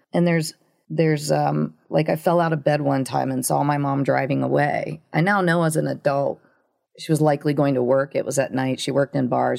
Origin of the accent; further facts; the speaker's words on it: Ohio, United States; I grew up in this little town in Ohio, a really small town.